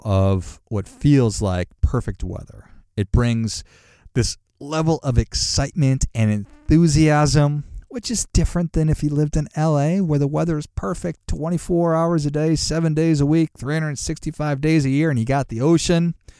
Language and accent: English; Duluth, Minnesota, United States; moved away; also born or lived in Chicago; I grew up in Duluth, Minnesota